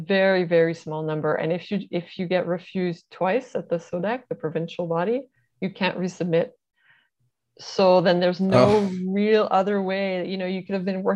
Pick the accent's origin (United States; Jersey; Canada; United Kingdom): Canada; we're Canadian